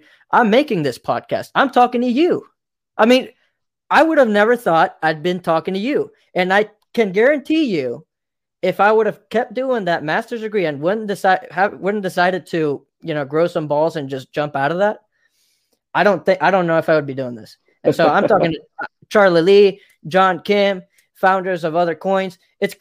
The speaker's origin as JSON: {"language": "English", "country": "Mexico", "moved": "yes", "said": "I come from Mexico, and I tell you something, down there, we didn't have much"}